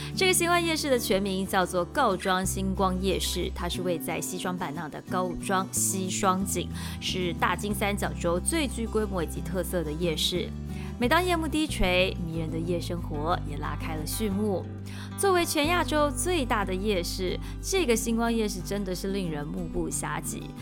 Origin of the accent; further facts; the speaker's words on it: Taiwan; 我是从台湾来